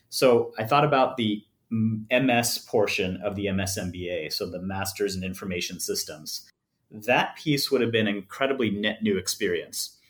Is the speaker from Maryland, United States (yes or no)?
no; Los Angeles, California, United States; I'm born and raised in Los Angeles